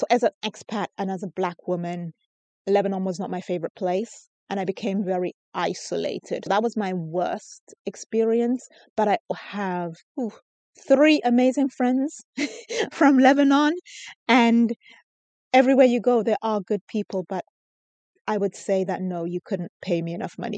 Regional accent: Lesotho; also born or lived in United Kingdom; people I'm Basotho. And then sometimes I would tell people that I'm British. It really depends on who you're speaking to. It's like, if I'm from Lesotho, it's like, oh, okay, great. You're from Lesotho.

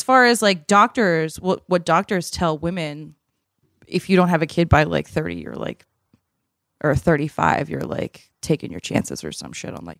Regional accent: Massachusetts, United States; But as a kid growing up in Massachusetts, I would go to the Big Y, which is a grocery store up there, like with my mom

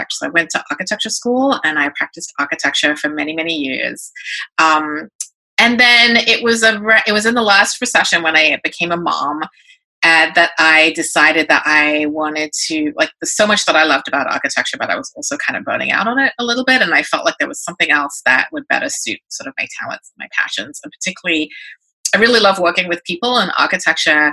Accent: England, United Kingdom; moved away as an adult; now in New York, United States; I'm a British-born Chinese-American, so I was an immigrant daughter of immigrant parents, grew up in England, came to New York when I right after high school

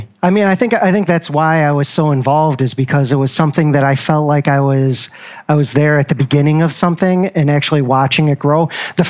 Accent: Syracuse, New York, United States; now in Rochester, United States; No, born and raised in Syracuse.

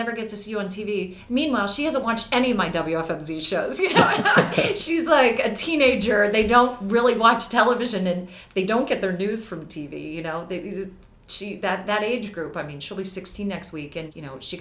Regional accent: Pittsburgh, Pennsylvania, United States; moved away as an adult; also born or lived in Philadelphia; Pittsburgh's probably my one regret. I never got to work in my hometown

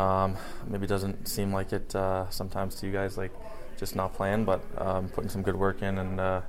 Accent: Chicago, Illinois, United States; moved away; It's my hometown team

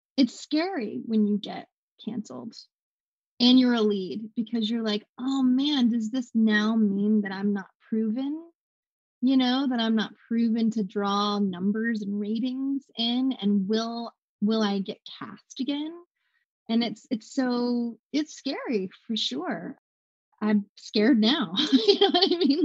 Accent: the South, United States; I grew up in the South

